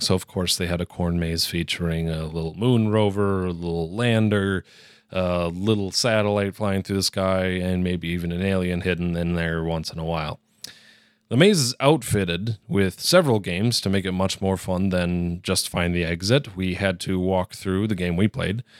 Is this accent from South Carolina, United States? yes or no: no; northern Wisconsin, United States; In my hometown, small town of about 1,500 people, small little rural village in northern Wisconsin, we have Packer parties.